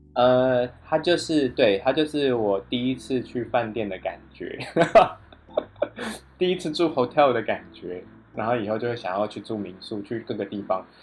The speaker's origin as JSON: {"language": "Chinese", "country": "Taiwan", "said": "我忘记我是来自台湾"}